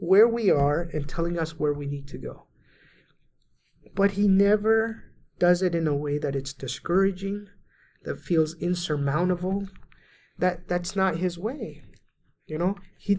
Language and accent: English; Venezuela; moved away; I was raised in Venezuela and all my family was Catholic